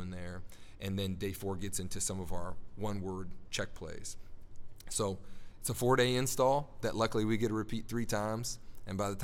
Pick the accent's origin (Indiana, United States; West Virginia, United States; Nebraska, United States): Nebraska, United States; moved away; I'm from Nebraska originally